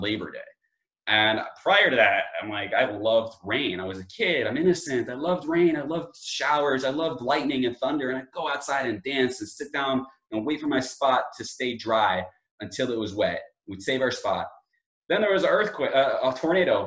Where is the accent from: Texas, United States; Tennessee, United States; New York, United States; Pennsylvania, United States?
New York, United States; Long Island; where I grew up in Long Island, from New York, in Long Island where I grew up